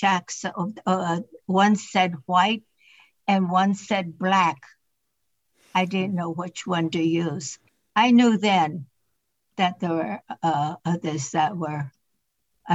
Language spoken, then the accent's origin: English; Berkeley, California, United States; I was born in Berkeley.